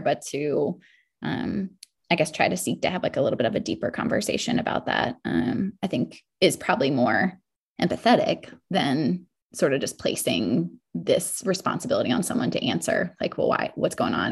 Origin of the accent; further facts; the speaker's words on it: Maryland, United States; now in South Carolina, United States; I grew up in Maryland